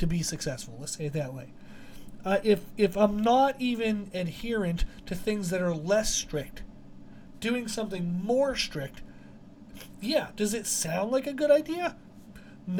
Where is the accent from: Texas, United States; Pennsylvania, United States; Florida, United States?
Pennsylvania, United States; we grew up in Pennsylvania and the backwoods of Pennsylvania